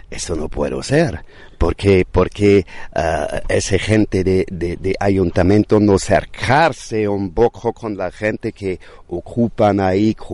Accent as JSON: {"language": "Spanish", "town": "Seville", "region": "Andalusia", "country": "Spain", "lives_now": "San Miguel Alto, Spain", "said": "vengo de Sevilla llevo tres meses viviendo en las cuevas de San Miguel Alto."}